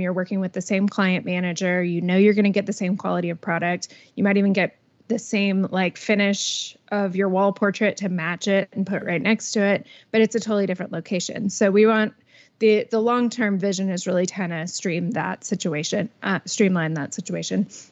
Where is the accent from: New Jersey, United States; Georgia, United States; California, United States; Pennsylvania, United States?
Georgia, United States; Atlanta; moved away as an adult; now in Bryan College Station, United States; I was born and raised in Atlanta